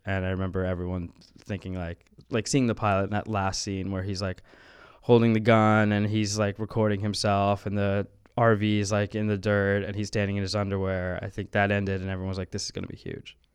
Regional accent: New Orleans, Louisiana, United States; moved away; I grew up in New Orleans

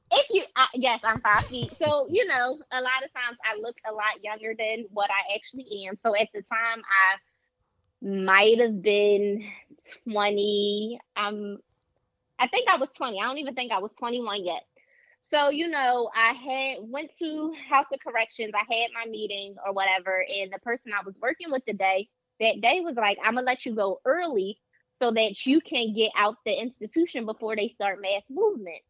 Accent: Philadelphia, Pennsylvania, United States; I am a Philadelphia native, born and raised in Philadelphia.

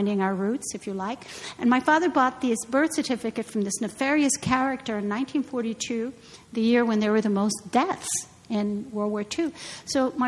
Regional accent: Chicago, Illinois, United States; moved away; I'm so happy to be back in my hometown

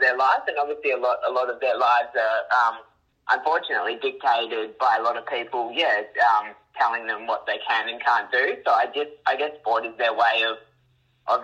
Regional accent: Melbourne, Victoria, Australia; now in Queensland, Australia; I'm from Melbourne, and growing up was just born and bred AFL

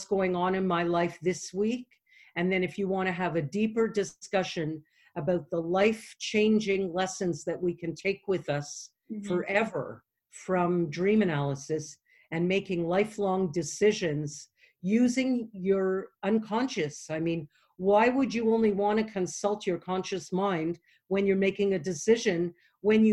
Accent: Canada; I'm from Canada

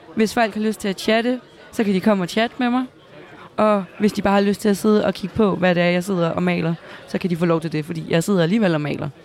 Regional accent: Næstved, Zealand, Denmark; jeg kommer selv fra Næstved.

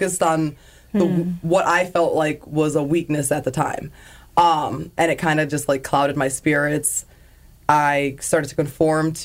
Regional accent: Pittsfield, Massachusetts, United States; I grew up in Pittsfield. I started off at Conti Elementary School on the west side

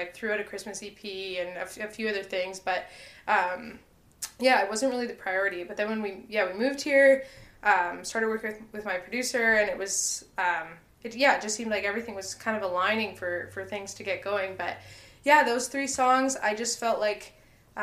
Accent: Winnipeg, Manitoba, Canada; also born or lived in Saskatchewan; I grew up in Winnipeg.

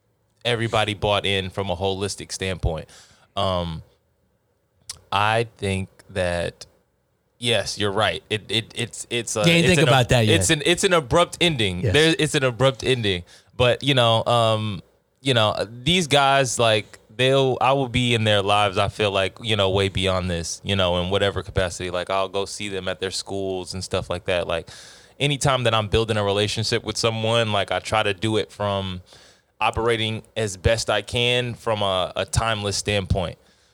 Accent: Texas, United States; I'm from Texas. I don't know nothing about that.

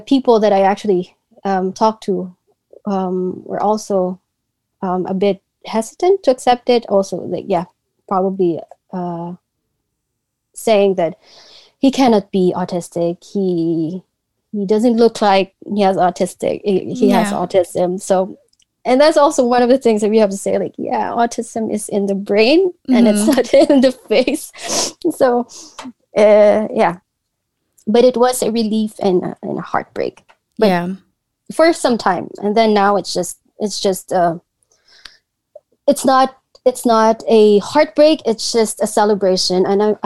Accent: Philippines; growing up in the Philippines

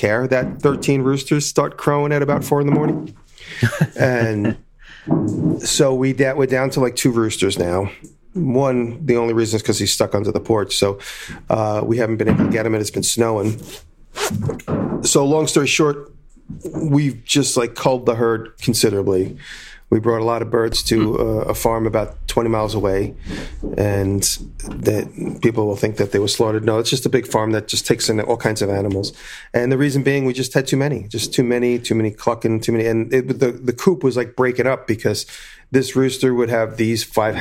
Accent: Long Island, New York, United States; moved away; where I grew up in Long Island

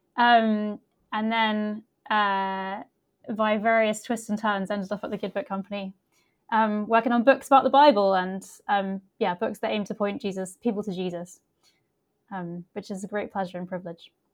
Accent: United Kingdom; also born or lived in Leicester, England / Somerset, England; I grew up in uh, in two places in uh, first of all in the middle of England in a place called Leicester and then uh, in Somerset in the southwest

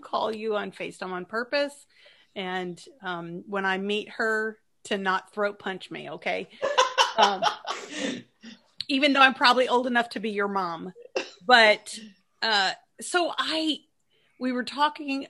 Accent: Chattanooga, Tennessee, United States; moved away; also born or lived in Chicago; I grew up in Chattanooga after we moved from Chicago. So like all my teen years and college and married were in Chattanooga.

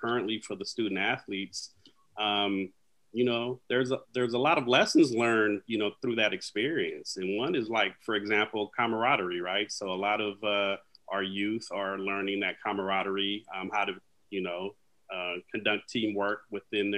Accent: Vallejo, California, United States; So I'm from Vallejo, California, up in the Northern Bay area.

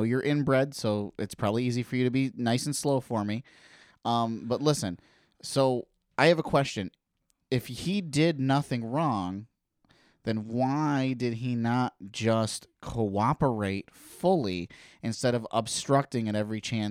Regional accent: South Dakota, United States; I'm from South Dakota.

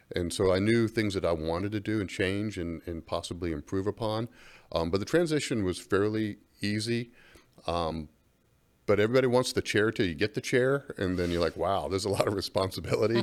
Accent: Gainesville, Florida, United States; moved away; growing up in Gainesville, Florida

